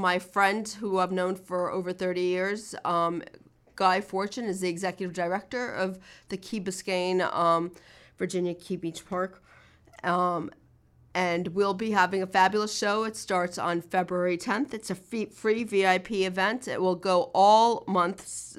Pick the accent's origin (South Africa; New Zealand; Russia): Russia; now in Miami, United States; I'm Russian. I'm a woman. We came from Russia in the 1970s.